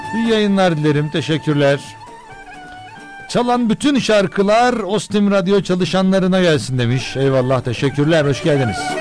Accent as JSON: {"language": "Turkish", "country": "Turkey", "said": "Bizim ülkemizde"}